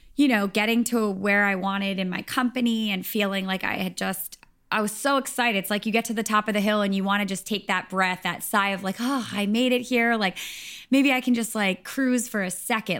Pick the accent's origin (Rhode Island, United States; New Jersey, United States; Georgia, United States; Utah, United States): Rhode Island, United States; moved away as an adult; also born or lived in Nashville / Los Angeles; I'm from Rhode Island